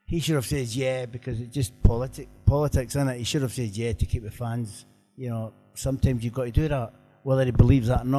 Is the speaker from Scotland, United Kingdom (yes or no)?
yes; Scotland, United Kingdom; I'm Scottish.